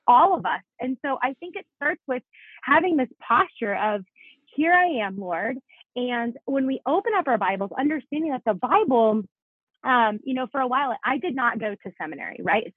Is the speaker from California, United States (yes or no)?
no; South Florida, United States; moved away as an adult; also born or lived in Italy; now in Denver, United States; I was actually born in Italy. My mom is born and raised in Italy. And so grew up for most of my life in South Florida.